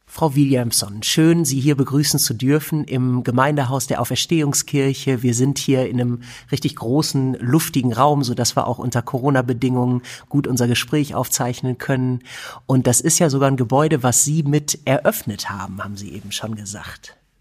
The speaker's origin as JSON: {"language": "German", "country": "Germany", "said": "als Europäer, als Deutscher"}